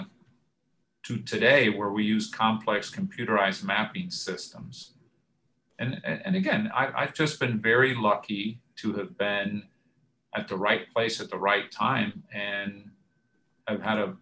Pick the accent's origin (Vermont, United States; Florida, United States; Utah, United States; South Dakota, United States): Florida, United States; also born or lived in Cuba / Michigan; now in Atlanta, United States; I was born in Cuba. I was fortunate to come to the United States at age 7. Grew up in Florida